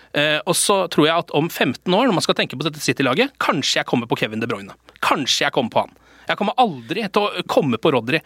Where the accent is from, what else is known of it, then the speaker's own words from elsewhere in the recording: Moss, Østfold, Norway; Moss, som er min hjemby by.